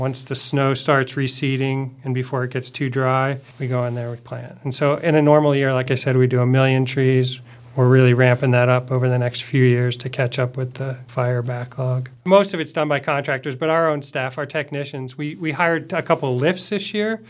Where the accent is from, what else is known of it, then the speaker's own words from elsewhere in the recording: outside of Philadelphia, Pennsylvania, United States; moved away as an adult; also born or lived in Oregon / Warm Springs Reservation; I grew up outside of Philadelphia and came west to study forestry at O S U